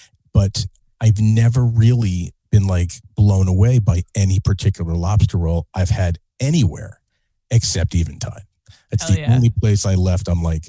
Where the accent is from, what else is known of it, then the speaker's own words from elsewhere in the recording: New Jersey, United States; moved away as an adult; also born or lived in Boston; now in Connecticut, United States; I grew up in New Jersey, so it is New England to me.